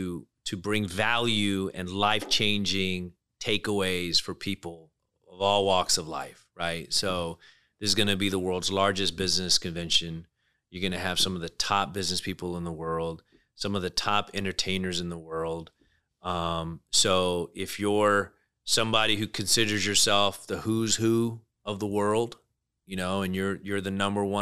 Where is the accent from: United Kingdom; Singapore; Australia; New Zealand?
United Kingdom; accent: British; Yeah, a lot of people don't know I'm British. I got the British accent